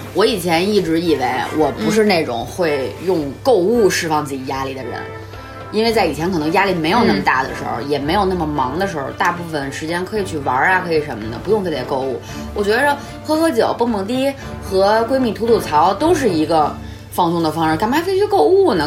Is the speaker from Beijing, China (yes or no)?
yes; Beijing, China; accent: Beijing accent; 我们的北京腔儿